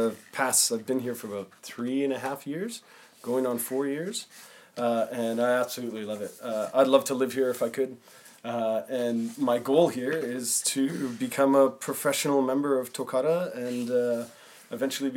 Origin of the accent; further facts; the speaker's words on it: Winnipeg, Manitoba, Canada; moved away; I'm actually from Winnipeg, Manitoba in Canada